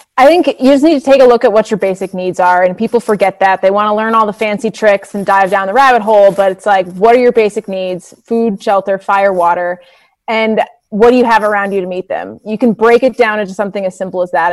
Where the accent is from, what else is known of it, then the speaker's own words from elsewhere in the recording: New England, United States; I grew up in New England